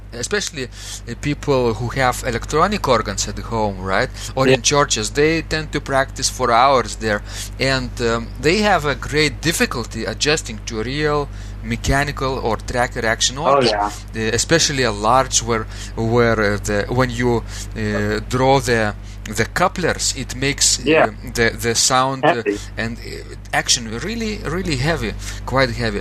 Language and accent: English; Klaipėda, Klaipėda County, Lithuania; now in Vilnius, Lithuania; my hometown, Klaipeda